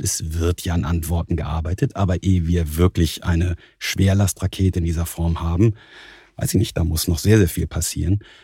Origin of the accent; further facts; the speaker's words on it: Husum, Schleswig-Holstein, Germany; moved away as an adult; also born or lived in Kiel / Stuttgart; now in Munich, Germany; seit meinen Kindheitstagen als Norddeutscher in Kiel, auf Kiel gelegt, in Husum aufgewachsen